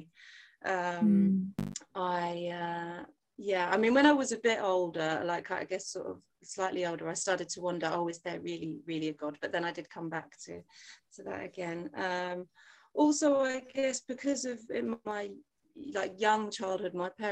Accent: England, United Kingdom; although I was born in England and grew up here.

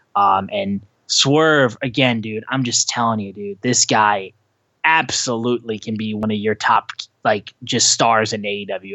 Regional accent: Detroit, Michigan, United States; I'm from Detroit.

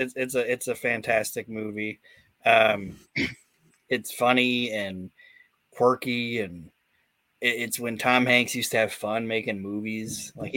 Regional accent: Netherlands; I'm from Holland.

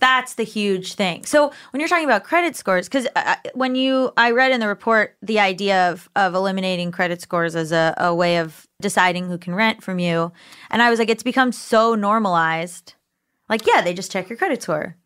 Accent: Florida, United States; I'm from Florida

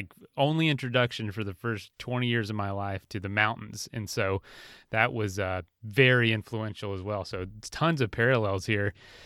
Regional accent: Orlando, Florida, United States; I'm from Central Florida, kind of like Orlando area originally.

